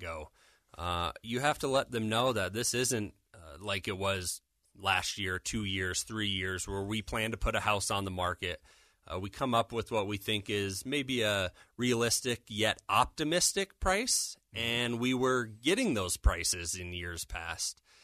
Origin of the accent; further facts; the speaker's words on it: Denver, Colorado, United States; born and raised in Denver.